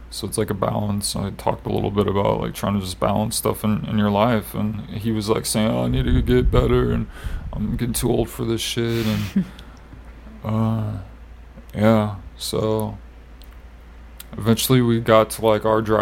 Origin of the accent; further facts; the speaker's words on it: Iowa, United States; moved away; I was from Iowa